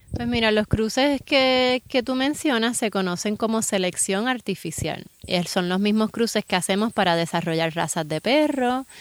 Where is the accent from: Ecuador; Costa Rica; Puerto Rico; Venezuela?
Puerto Rico; en Puerto Rico tenemos muchas ventajas. O sea, estamos viviendo en un país